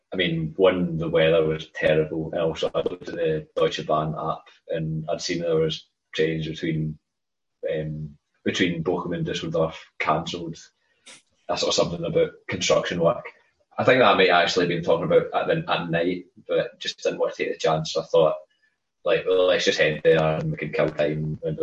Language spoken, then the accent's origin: English; Scotland, United Kingdom; I'm Scottish, Loch Lomond.